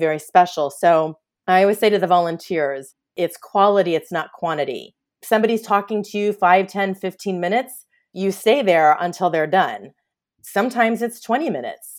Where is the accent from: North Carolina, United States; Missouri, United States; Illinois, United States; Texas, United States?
Missouri, United States; Kansas City; moved away as an adult; also born or lived in Orange, California; now in Los Angeles, United States; I'm originally from Kansas City, Missouri.